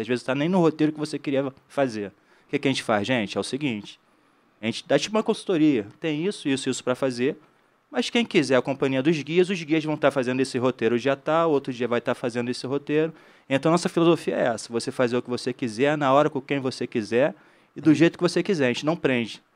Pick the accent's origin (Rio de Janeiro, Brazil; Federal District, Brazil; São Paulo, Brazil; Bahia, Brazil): Rio de Janeiro, Brazil; Eu sou do Rio de Janeiro, então sou guia local do Rio de Janeiro, regional.